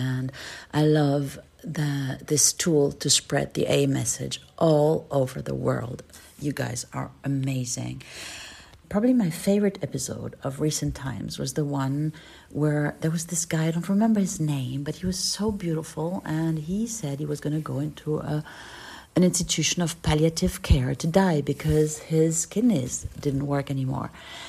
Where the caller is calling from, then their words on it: Berlin, Germany; Hi there. … I'm an alcoholic from Berlin in Germany.